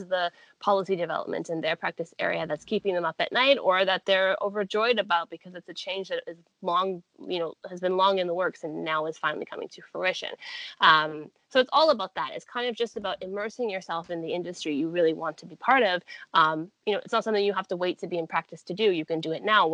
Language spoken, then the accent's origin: English; Canada; also born or lived in United Kingdom; a Canadian who was just entering sort of a new country